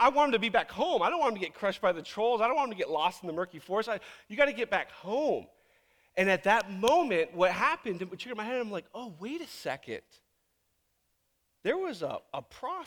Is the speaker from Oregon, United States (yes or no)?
no; Virginia Beach, Virginia, United States; now in Tacoma, United States; back in Virginia Beach is where I grew up